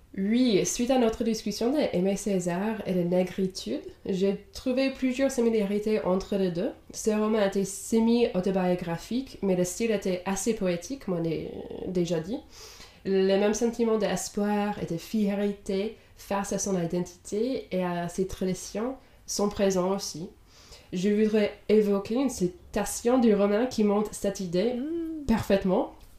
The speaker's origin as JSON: {"language": "French", "region": "Indiana", "country": "United States", "first_language": "English", "second_language": "French", "moved": "as an adult", "lives_now": "Europe", "said": "Je viens de Indiana aux États-Unis, mais j'habite en Europe depuis la fin de mes études"}